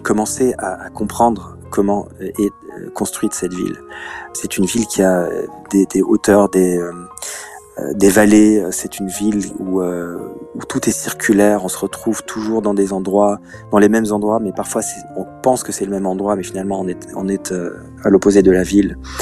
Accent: Luxembourg; Moi, je suis du Luxembourg. Euh, Tokyo est plus grand que mon pays

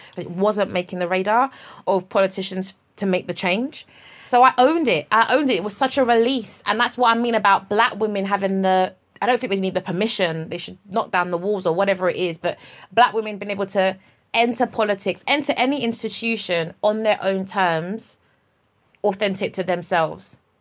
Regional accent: United Kingdom; I'm British Nigerian.

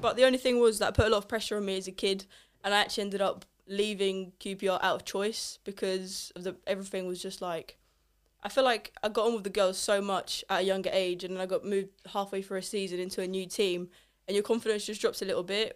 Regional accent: England, United Kingdom; also born or lived in Italy; I'm not from England, obviously. I'm Polish and Italian, so a bit of a mix. Um, moved here when I was, like, three from Italy

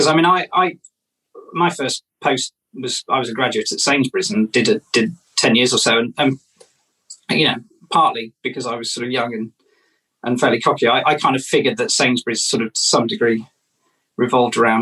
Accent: Wellington, West Midlands, United Kingdom; moved away; also born or lived in London; I'm from Wellington

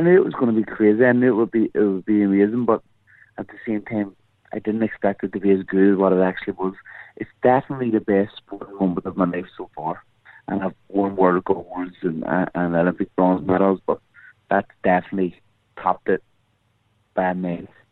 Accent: Ireland; as Irish people

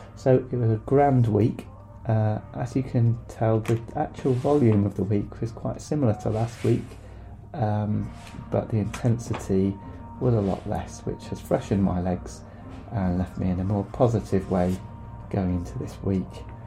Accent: Brixham, South West England, United Kingdom; moved away; also born or lived in Sheffield; I am a runner from Devon. Originally, I was born and raised on the mean streets of Brixham, not Brixton

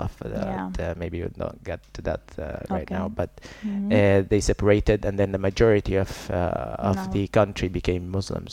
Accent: Al-Fashir, North Darfur, Sudan; moved away as an adult; also born or lived in Yemen / Khartoum, Sudan / Saudi Arabia; now in Italy; I went back to my hometown, it's called Al-Fashir, I went back there and I studied my high school there.

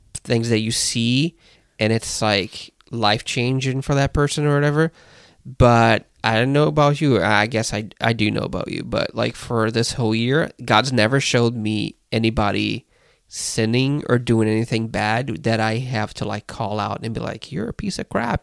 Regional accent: Brazil; moved away; growing up in Brazil, you'd see the prophets

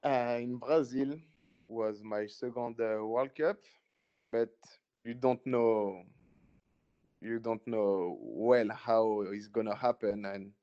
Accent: Cameroon; I say, I know, man. That's why we're from Cameroon, man.

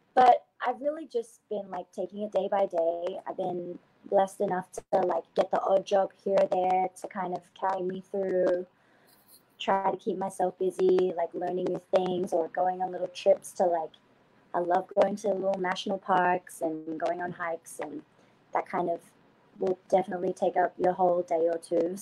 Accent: Canberra, Australian Capital Territory, Australia; moved away as an adult; also born or lived in Sydney; I'm from Canberra, Australia, which is actually the capital of Australia.

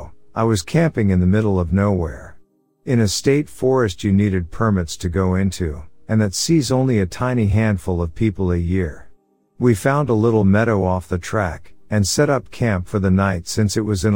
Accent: Sacramento, California, United States; A little backstory, I'm from Northern California, Sacramento area. All my life I wanted to be a cop.

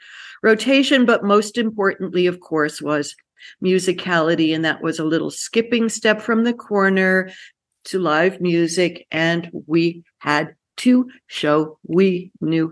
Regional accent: New York City, New York, United States; I grew up in the Bronx of New York.

